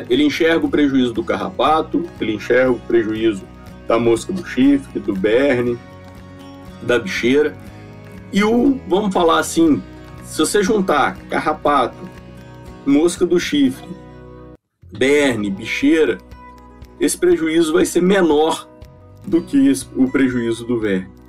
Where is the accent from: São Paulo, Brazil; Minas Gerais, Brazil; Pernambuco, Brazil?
Minas Gerais, Brazil; É, eu sou de Minas, né? Eu sou, sou mineiro e formei aqui na UFMG em 2004.